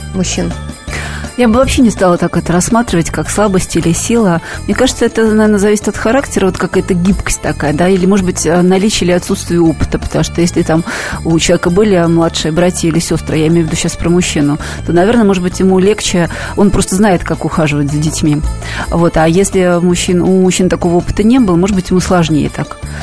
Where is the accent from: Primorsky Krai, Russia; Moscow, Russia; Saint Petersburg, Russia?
Moscow, Russia; я сама из Москвы